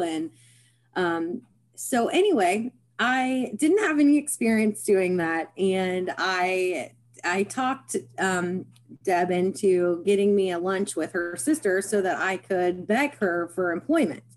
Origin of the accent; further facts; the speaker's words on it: Parkersburg, West Virginia, United States; I was born in Parkersburg, West Virginia, and I have resided here my life, my whole life